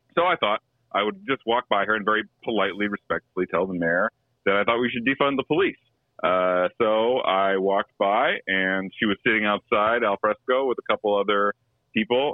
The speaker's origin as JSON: {"language": "English", "region": "Midwest", "country": "United States", "said": "I'm from the Midwest. You know, I got that Midwestern cheapness to me."}